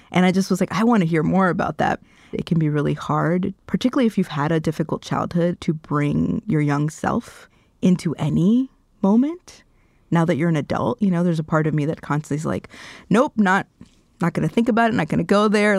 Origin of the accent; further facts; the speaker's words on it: Miami, Florida, United States; moved away as an adult; also born or lived in Cali, Colombia / Washington, D.C. / New York; now in Minnesota, United States; growing up in Miami, I was part of the majority